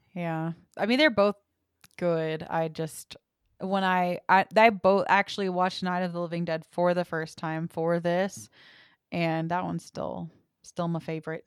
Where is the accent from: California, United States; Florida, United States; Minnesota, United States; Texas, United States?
Texas, United States; I'm from Texas.